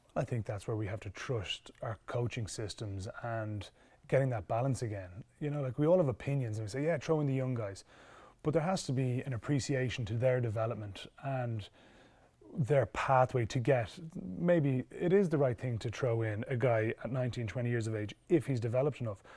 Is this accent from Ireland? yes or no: yes; Ireland; we're very lucky in Ireland. Our school system, our club system, our youth system